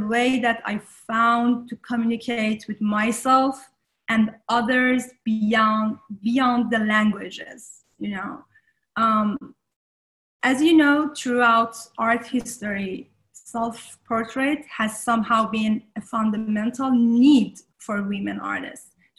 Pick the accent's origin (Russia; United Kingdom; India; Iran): Iran; Tehran, Tehran Province; moved away as an adult; also born or lived in Shahrud, Iran / France; now in United States; I was born in a small city in north of Iran, kind of north center north, called Shahrud. But I was grew up in Tehran